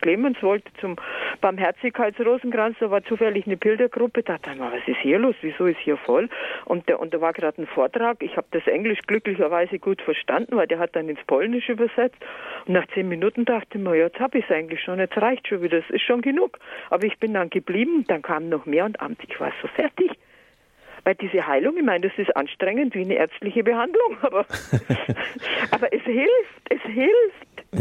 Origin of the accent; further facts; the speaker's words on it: Allgäu, Bavaria, Germany; now in Berlin, Germany; ich komme aus dem Allgäu und deswegen sage ich ja lieber Grüß Gott